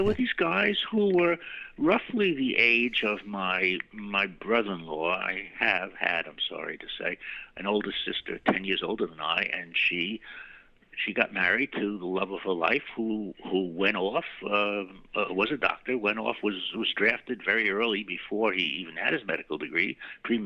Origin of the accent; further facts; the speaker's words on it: New York City, New York, United States; also born or lived in Brooklyn / Queens / Great Neck; I was born in Manhattan and returned to Manhattan